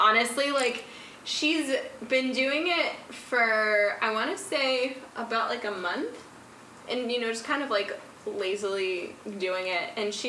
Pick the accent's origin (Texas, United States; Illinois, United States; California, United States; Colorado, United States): Colorado, United States; now in New York City, United States; I grew up in Colorado.